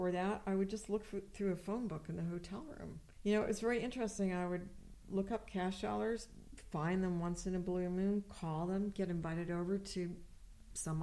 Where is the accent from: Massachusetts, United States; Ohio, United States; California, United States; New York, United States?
New York, United States; Woodstock; moved away as an adult; also born or lived in Austin, Texas; growing up in Woodstock, I was so influenced by so many different musicians that were there